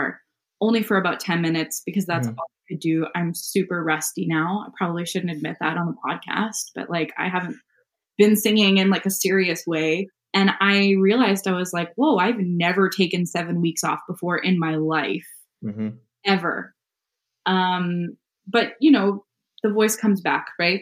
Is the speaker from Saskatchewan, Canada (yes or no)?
no; Calgary, Alberta, Canada; moved away; I'm from Calgary originally.